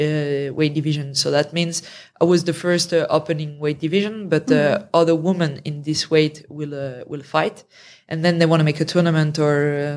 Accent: France; accent: French; My French accent.

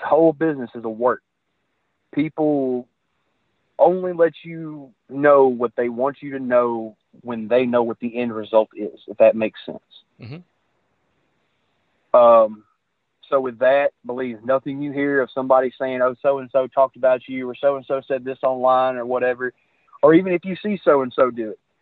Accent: Memphis, Tennessee, United States; I was growing up in Memphis

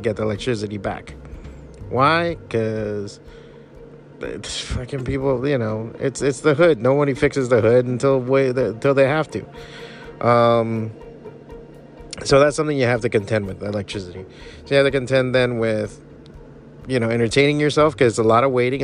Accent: Miami, Florida, United States; born and raised in Miami

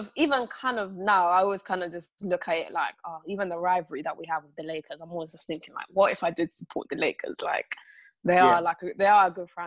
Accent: England, United Kingdom; growing up in England as well

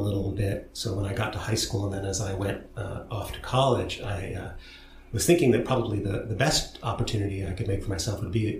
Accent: Portland, Oregon, United States; And so I grew up there. I was born there and then grew up in some areas east of the city, first in a rural area and then, I suppose, more in the suburbs.

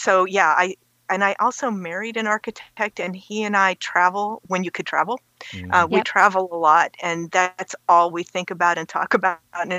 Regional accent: Youngstown, Ohio, United States; also born or lived in Chicago, Illinois / Madison, Wisconsin / Starkville, Mississippi / Baltimore, Maryland; now in Columbus, United States; Well, I grew up in Youngstown, which is halfway between Cleveland and Pittsburgh.

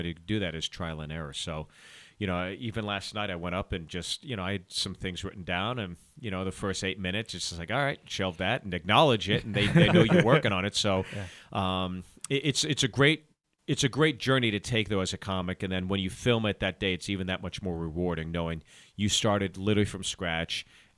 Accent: Pittsburgh, Pennsylvania, United States; also born or lived in New Jersey; Jersey, grew up in Pittsburgh.

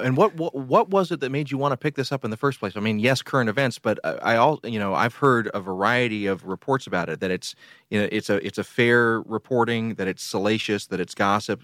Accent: Columbus, Georgia, United States; I grew up in in Columbus, Georgia, which is just north of Fort Benning

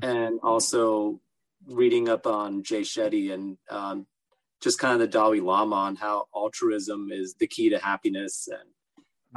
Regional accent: Los Angeles, California, United States; also born or lived in Orange County, California; i lived in los angeles for the first uh, 13 14 years of my life and then moved to Orange County in uh, high school

